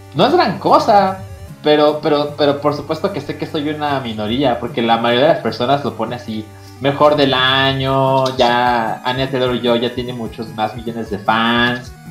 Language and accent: Spanish; Mexico; now in Mexico City, Mexico; soy mexicano, ¿no? Y que estoy en Ciudad de México